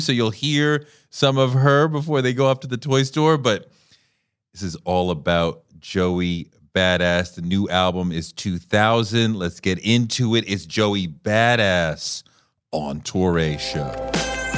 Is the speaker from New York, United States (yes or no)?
yes; New York City, New York, United States; as a New Yorker